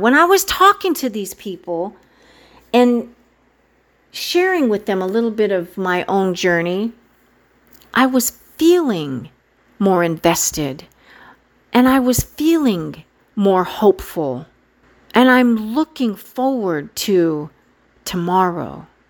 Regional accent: San Luis Valley, Colorado, United States; now in Washington, D.C. metro area, United States; I was in the gorgeous state of Colorado in the spectacular Valle de San Luis, my home. For the past several years, I have been so fortunate to be able to travel back to my home state, back to my hometown, and visit family and friends in the place where I grew up

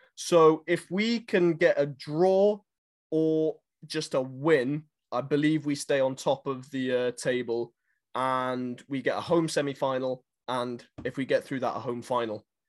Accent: Nelspruit, Mpumalanga, South Africa; in Nelspruit, in my hometown

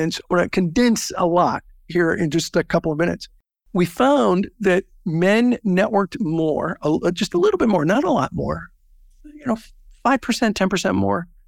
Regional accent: Southern California, United States; I grew up in Southern California

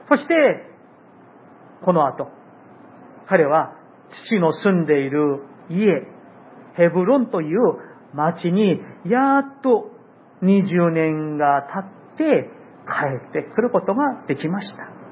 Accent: South Korea; now in Japan; 私の、あの韓国の、えー、まあ、私にもふるさとがある

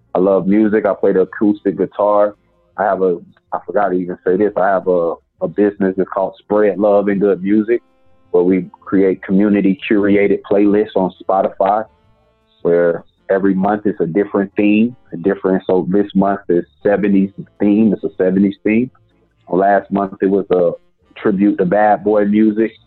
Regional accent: the South, United States; I'm from the South

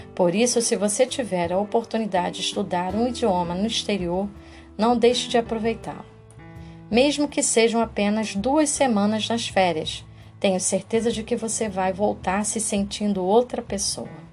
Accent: Brazil; para nós brasileiros

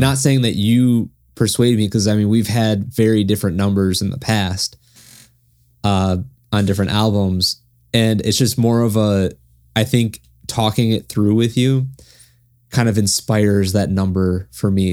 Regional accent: United States; being American, not understanding German

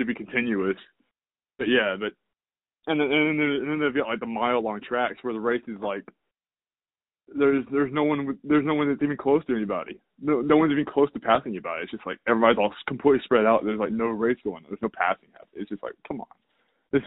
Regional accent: the South, United States; growing up in the South

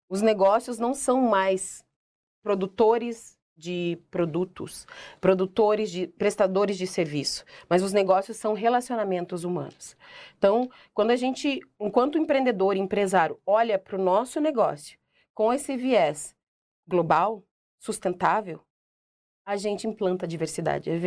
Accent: Curitiba, Paraná, Brazil; Sou curitibana, mas ninguém aqui me conhece.

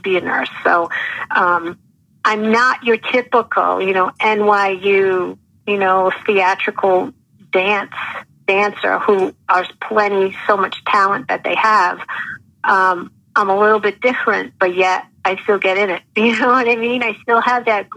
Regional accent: Rhode Island, United States; accent: heavy Rhode Island; I had such a heavy Rhode Island accent

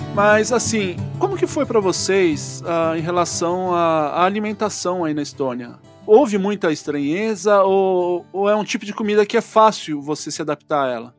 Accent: Brazil; eu como brasileiro

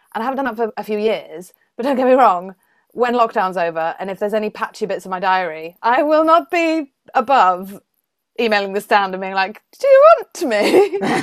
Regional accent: Welsh, Wales, United Kingdom; I'm Welsh

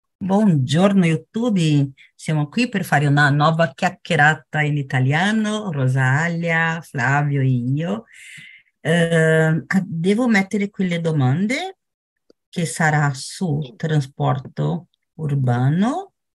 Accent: São Paulo, Brazil; Italian is a second language; now in Praia Grande, Brazil; Sou brasileira, brasiliana, eu nata a São Paulo, mas agora abito em uma città vicina, que é Praia Grande

